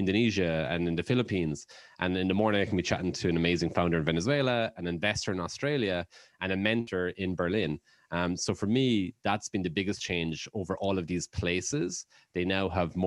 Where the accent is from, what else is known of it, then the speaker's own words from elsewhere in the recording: Ireland; moved away; growing up in Ireland